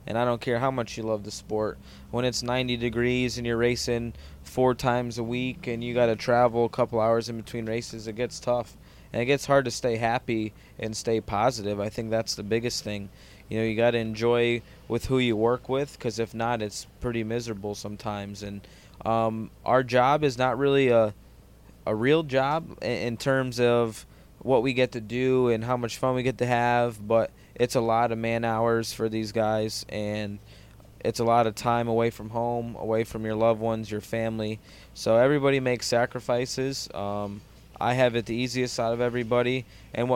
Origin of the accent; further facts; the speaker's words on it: Connecticut, United States; growing up in Connecticut